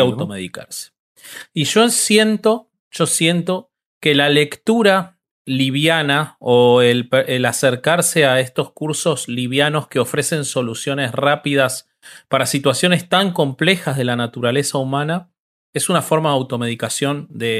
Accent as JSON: {"language": "Spanish", "country": "Argentina", "said": "yo amo mi país"}